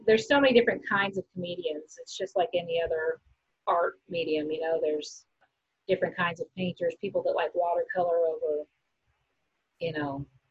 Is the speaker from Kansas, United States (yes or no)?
yes; Wichita, Kansas, United States; now in Denver, United States; I'm from Wichita, Kansas.